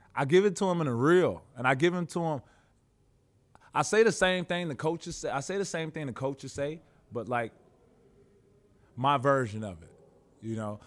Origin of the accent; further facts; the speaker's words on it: Chicago, Illinois, United States; moved away as an adult; also born or lived in Russia / Houston / Los Angeles; I am a kid from Chicago